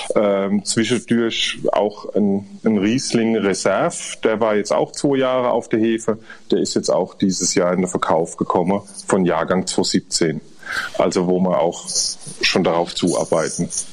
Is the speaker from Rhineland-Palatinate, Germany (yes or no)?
yes; Rhineland-Palatinate, Germany; wir sind Pfälzer